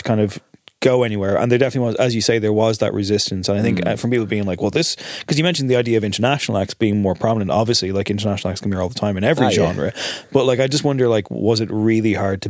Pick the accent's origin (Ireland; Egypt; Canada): Ireland; Drogheda, Leinster; I'm from Drogheda for the record.